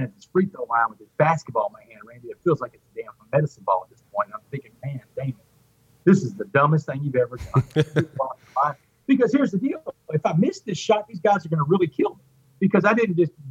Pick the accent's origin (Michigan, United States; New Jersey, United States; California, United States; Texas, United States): Texas, United States; Port Arthur; I grew up in Port Arthur